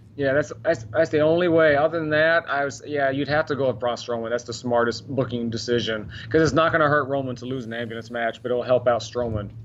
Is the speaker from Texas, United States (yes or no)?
yes; Dallas, Texas, United States; Grew up in Dallas